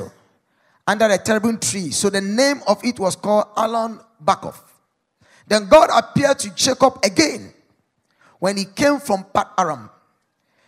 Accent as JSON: {"language": "English", "country": "Ghana", "said": "as a Ghanaian"}